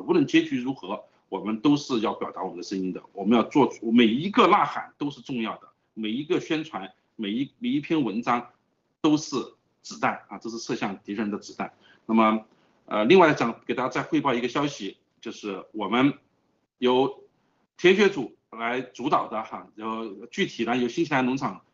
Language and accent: Chinese; China; moved away; 我们是来自于中国的